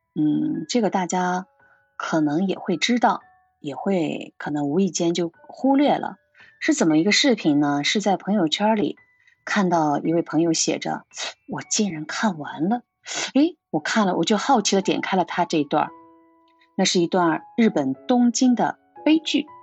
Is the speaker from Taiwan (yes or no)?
no; Xinjiang, China; moved away as an adult; now in Japan; 我从小生活在新疆的，大西北，辽阔壮美的地方